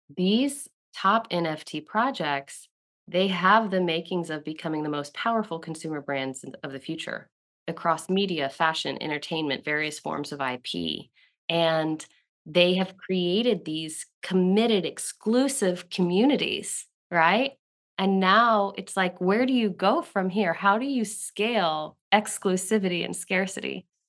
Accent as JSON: {"language": "English", "region": "Southeast", "country": "United States", "tie": "born or raised there", "said": "I grew up in the Southeast"}